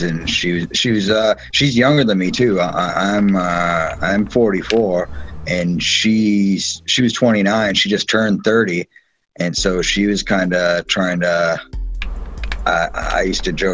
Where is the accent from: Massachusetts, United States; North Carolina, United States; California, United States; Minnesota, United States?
Massachusetts, United States; now in Florida, United States; we're from Massachusetts